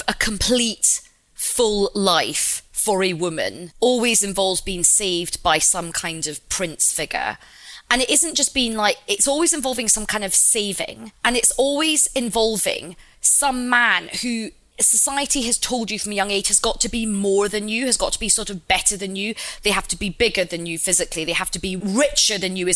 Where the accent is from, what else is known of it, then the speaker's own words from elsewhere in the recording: Glasgow, Scotland, United Kingdom; I'm like Indian and Glaswegian.